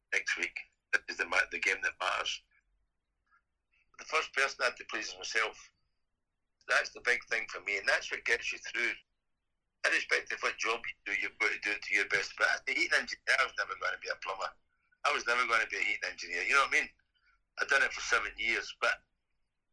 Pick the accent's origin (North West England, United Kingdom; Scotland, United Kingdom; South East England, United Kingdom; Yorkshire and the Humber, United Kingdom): Scotland, United Kingdom; Kilmarnock; I was born in Kilmarnock